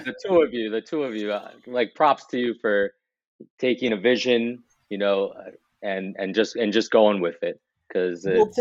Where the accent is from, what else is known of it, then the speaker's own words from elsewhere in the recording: West New York, New Jersey, United States; I grew up in West New York, which most people think is in New York State, and it's not. It's in New Jersey. So West New York, New Jersey.